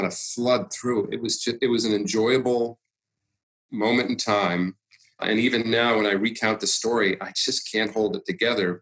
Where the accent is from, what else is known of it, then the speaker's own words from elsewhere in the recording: Massachusetts, United States; growing up in Massachusetts